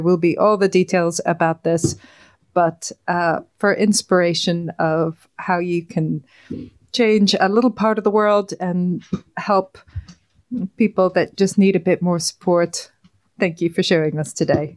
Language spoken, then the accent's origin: English; Ireland; being Irish